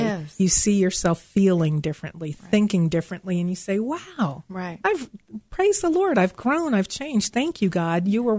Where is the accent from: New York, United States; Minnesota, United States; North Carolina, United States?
New York, United States; moved away; I'm originally from New York, and sometimes the New York comes out of me.